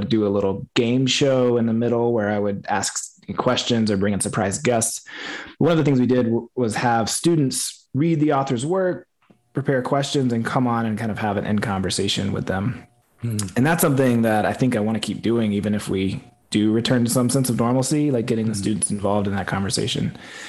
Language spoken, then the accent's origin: English; Appalachia, United States; Like, I felt like maybe I don't fit in because I don't fit that one version of Appalachia that I had in my mind.